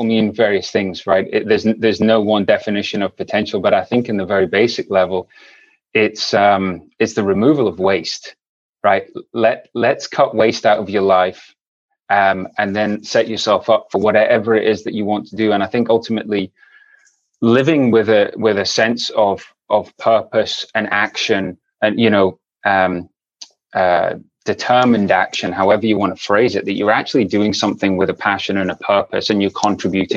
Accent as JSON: {"language": "English", "town": "Aberdeen", "region": "Scotland", "country": "United Kingdom", "tie": "born or raised there", "also_born_or_lived": "England / North Carolina, United States", "moved": "as an adult", "lives_now": "San Diego, United States", "said": "I was born and raised in the UK. Folks from England. I grew up in Aberdeen"}